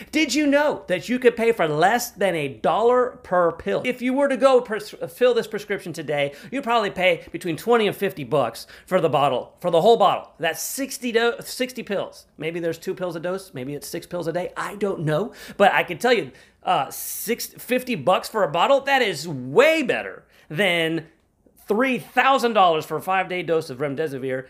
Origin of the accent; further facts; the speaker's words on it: United States; as an American